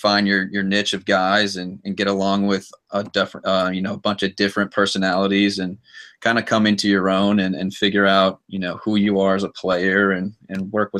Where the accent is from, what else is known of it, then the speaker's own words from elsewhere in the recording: East Cobb, Georgia, United States; I'm out of the East Cobb area in Georgia